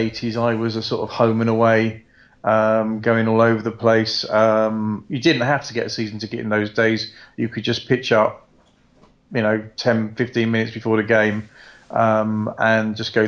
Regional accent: Croydon, London, United Kingdom; now in Weymouth, United Kingdom; I grew up in Croydon

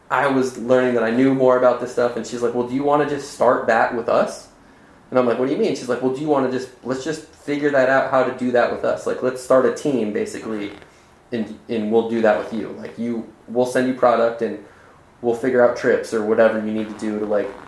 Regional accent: Arizona, United States; Like growing up in Arizona, like Arizona, like I couldn't have dreamt of a better place to grow up for that instance.

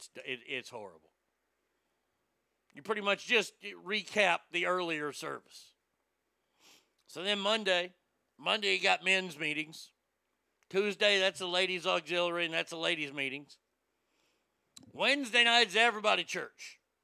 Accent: the South, United States; Growing up in the South, you see churches everywhere.

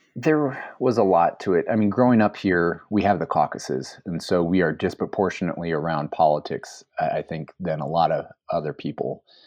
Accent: Iowa, United States; moved away as an adult; also born or lived in Seattle; the Iowa I grew up

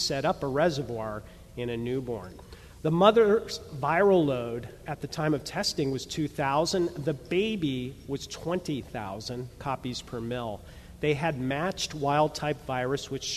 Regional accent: New York City, New York, United States; I'm a New Yorker

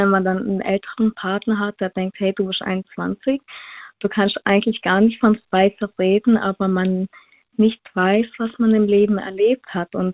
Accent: Villingen-Schwenningen, Baden-Württemberg, Germany; Äh, Flingen-Schwenningen.

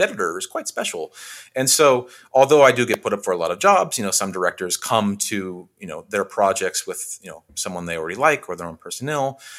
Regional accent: Western Washington, United States; moved away as an adult; also born or lived in Bellingham, Washington; now in Los Angeles, United States; where I grew up in Western Washington

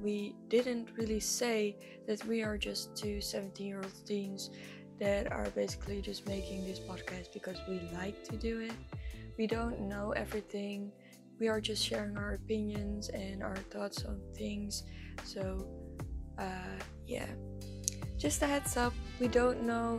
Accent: Netherlands; English is a second language; we're from the Netherlands, actually.

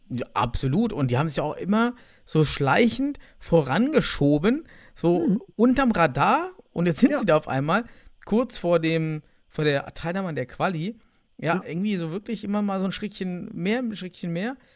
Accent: Thuringia, Germany; Als Thüringer bin ich für Jena oder Blumstadt

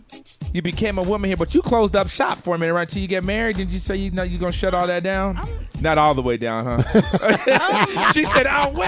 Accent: Rowland Heights, California, United States; Rolling Heights, California, all day, every day, off the 60 freeway.

